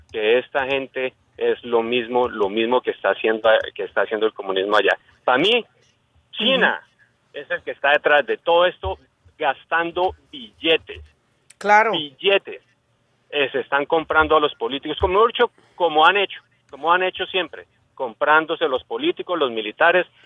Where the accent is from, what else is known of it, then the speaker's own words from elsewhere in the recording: Colombia; Colombia, Colombia.